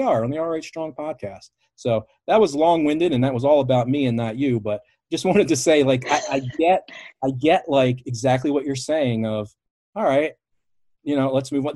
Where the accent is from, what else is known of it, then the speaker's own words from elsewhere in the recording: Baltimore, Maryland, United States; I'm from Baltimore.